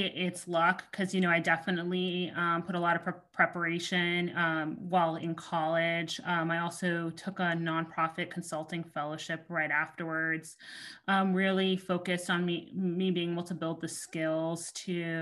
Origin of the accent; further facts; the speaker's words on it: Miami, Florida, United States; I'm Haitian American. I grew up in Miami, Florida